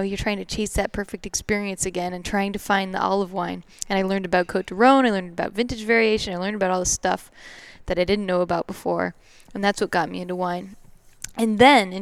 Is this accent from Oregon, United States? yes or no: yes; Oregon, United States; moved away as an adult; also born or lived in Los Angeles; now in Seattle, United States; I actually grew up in Oregon. Okay. I'm from Oregon originally, and was always trying to leave Oregon